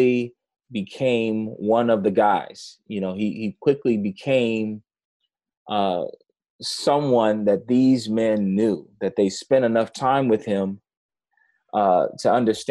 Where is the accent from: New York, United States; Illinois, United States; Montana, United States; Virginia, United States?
New York, United States; New York City; moved away; I grew up in New York City